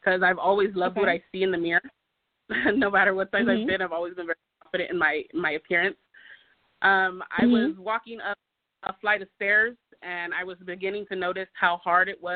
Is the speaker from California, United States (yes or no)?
yes; California, United States; moved away as an adult; now in Nevada, United States; I am from California. I've lived in Nevada for the last